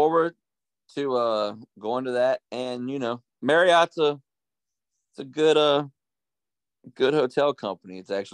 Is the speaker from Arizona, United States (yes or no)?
no; Harrisonburg, Virginia, United States; growing up in Harrisonburg, we have a Buffalo Wild Wings